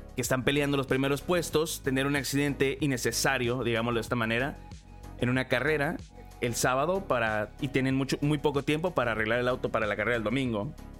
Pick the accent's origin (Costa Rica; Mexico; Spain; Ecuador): Mexico; now in Los Angeles, United States; yo nací en México. Actualmente estoy viviendo en Los Ángeles